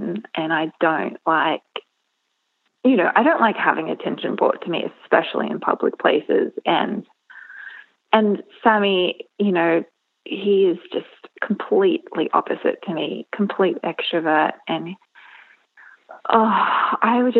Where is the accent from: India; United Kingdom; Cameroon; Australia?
Australia; moved away as an adult; now in Marion, United States; I'm actually Australian, and we recently moved here a couple of years ago